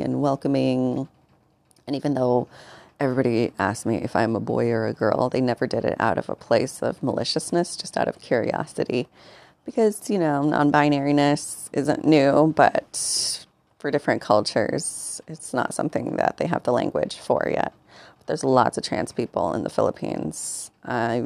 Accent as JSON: {"language": "English", "country": "United States", "also_born_or_lived": "Mexico", "said": "I'm a formerly undocumented Mexican-American"}